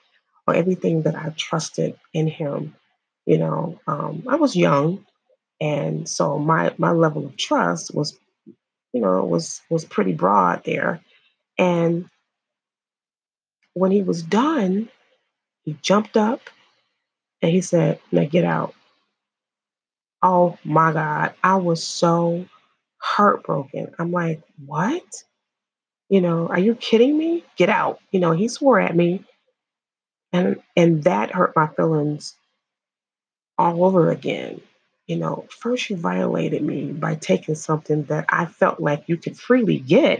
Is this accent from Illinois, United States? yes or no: yes; Illinois, United States; I'm from Illinois